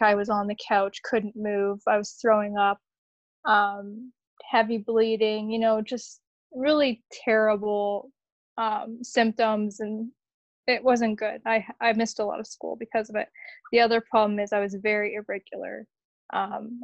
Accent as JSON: {"language": "English", "town": "Windsor", "region": "Ontario", "country": "Canada", "tie": "born or raised there", "moved": "yes", "lives_now": "Toronto, Canada", "said": "I didn't grow up in Toronto. I actually grew up pretty close to where you live. I grew up near Windsor"}